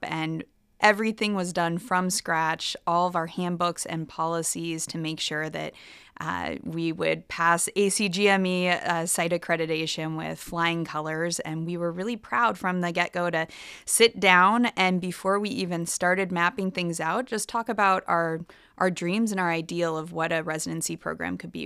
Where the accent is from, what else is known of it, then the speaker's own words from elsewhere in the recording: Nebraska, United States; moved away as an adult; also born or lived in Boston / Philadelphia / Miami; I am originally from Nebraska. I grew up here